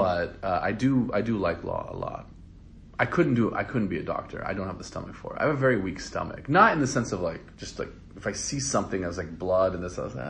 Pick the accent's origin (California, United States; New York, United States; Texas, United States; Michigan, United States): California, United States; Los Angeles; also born or lived in England; I was born in England in 82. My family came, we came here in 1989. Mm-hmm. I was 7 years old. And we lived in North Hollywood. It was North Hollywood technically.